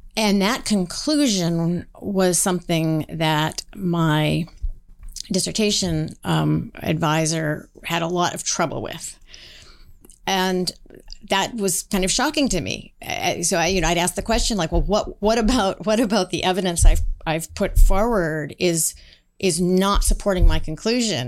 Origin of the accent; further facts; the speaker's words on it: Seattle, Washington, United States; I grew up in Seattle, Washington in the nineteen seventies